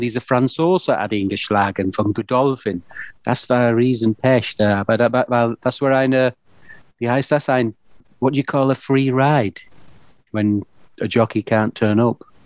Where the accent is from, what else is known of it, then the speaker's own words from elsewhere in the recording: the north of England, United Kingdom; German is a second language; moved away as an adult; now in Germany; Wir sind beide aus Nordengland